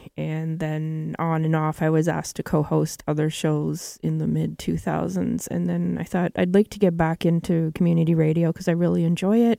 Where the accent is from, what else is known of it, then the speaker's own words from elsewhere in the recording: Kehewin Cree Nation, Treaty 6, Alberta, Canada; moved away; from Treaty 6 from Kihiwin Cree Nation. That's where my family's from.